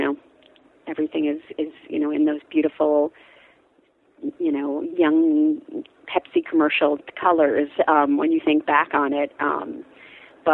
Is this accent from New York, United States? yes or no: yes; New York, United States; I grew up in like an hour north of the city.